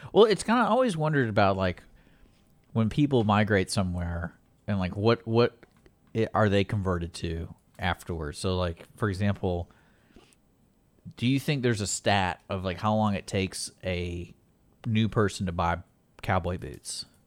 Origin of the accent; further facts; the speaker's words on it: Houston, Texas, United States; growing up in Houston